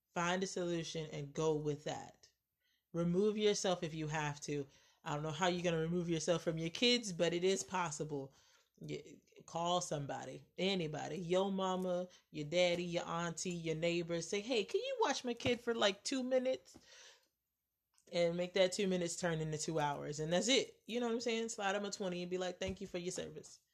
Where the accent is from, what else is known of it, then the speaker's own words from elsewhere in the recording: United States; I, as an American